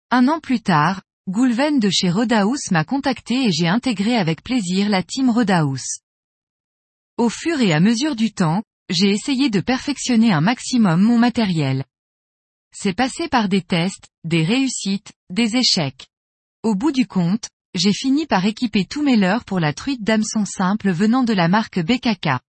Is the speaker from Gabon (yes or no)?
no; Corsica, France; Fabio est venu pêcher chez nous en Corse, la truite, et nous avons discuté d'un poisson qui me faisait rêver depuis ma plus tendre enfance